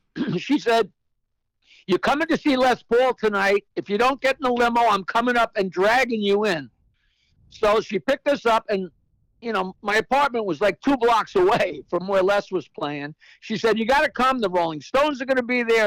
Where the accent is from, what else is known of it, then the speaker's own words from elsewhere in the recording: East Norwich, New York, United States; I grew up in the North Shore of Long Island uh, in a little hamlet called East Norwich